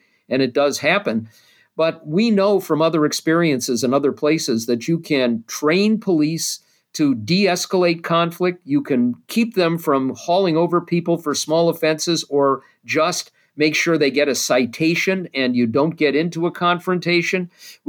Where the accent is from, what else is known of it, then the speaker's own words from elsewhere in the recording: Minneapolis, Minnesota, United States; I'm from Minneapolis as well. And I grew up, you know, with Minnesota Nice